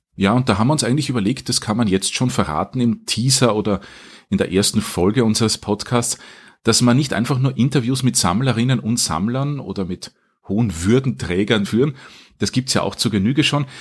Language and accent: German; Wiener Neustadt, Lower Austria, Austria; also born or lived in Vienna; ich bin aufgewachsen in Wiener Neustadt, aber zum Menschen geworden in Wien